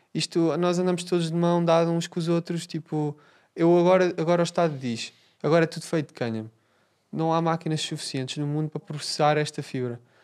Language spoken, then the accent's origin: Portuguese; Portugal; eu, eu sou português